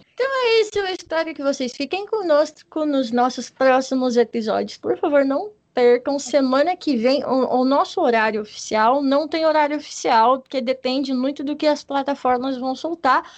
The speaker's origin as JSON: {"language": "Portuguese", "region": "Paraná", "country": "Brazil", "moved": "yes", "lives_now": "São Paulo, Brazil", "said": "eu sou paranaense, eu nasci no, no estado do Paraná, porém eu estou morando na nossa querida capital do estado de São Paulo"}